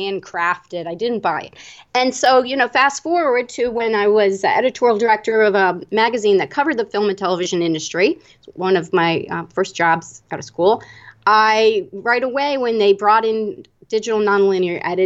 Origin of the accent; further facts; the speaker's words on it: Annapolis, Maryland, United States; I grew up in Annapolis, Maryland, which is a historic town.